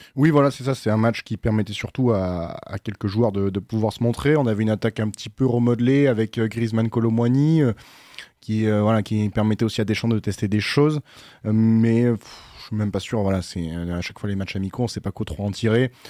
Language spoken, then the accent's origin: French; France; en tant que Français